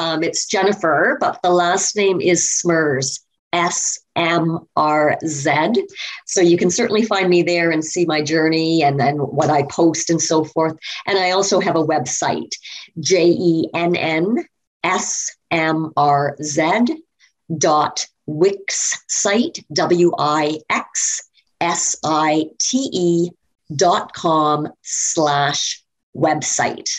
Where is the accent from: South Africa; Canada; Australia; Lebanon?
Canada; Toronto, Ontario; I was born in Ontario, Toronto, Ontario